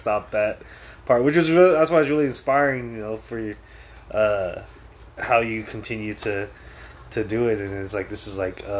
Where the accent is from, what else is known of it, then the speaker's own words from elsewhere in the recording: San Francisco, California, United States; moved away as an adult; now in Oregon, United States; I'm originally from San Francisco, and then I moved up to Oregon.